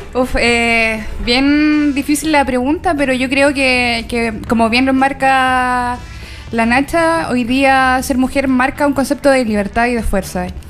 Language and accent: Spanish; Coyhaique, Aysén, Chile; moved away; Yo soy de Coyhaique, bueno, siempre lo digo, tengo a la gente cabreada con que soy de Coyhaique